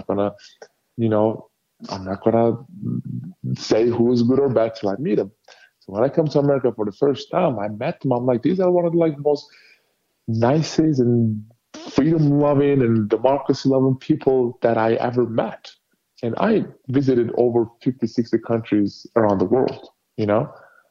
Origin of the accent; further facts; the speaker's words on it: Turkey; now in United States; my home country, Turkey